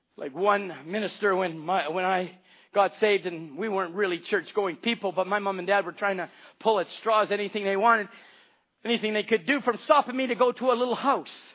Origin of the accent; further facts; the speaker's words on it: Canada; I live in Canada.